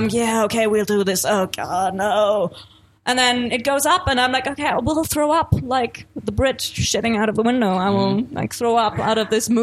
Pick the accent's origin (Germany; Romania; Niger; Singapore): Germany; Nuremberg, Bavaria; moved away as an adult; now in Munich, Germany; I'm originally not from Munich. I'm from Nuremberg